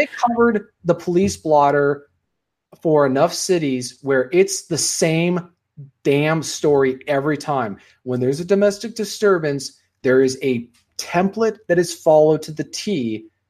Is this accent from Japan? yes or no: no; Washington, United States; born or raised there